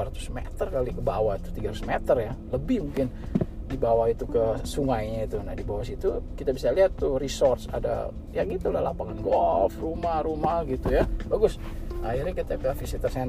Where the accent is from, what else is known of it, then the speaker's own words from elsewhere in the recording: California, United States; kita bilang oh kita dari California